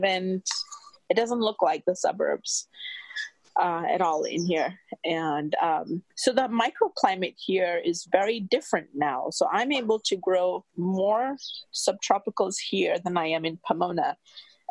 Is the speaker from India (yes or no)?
yes; India; moved away; I'm from India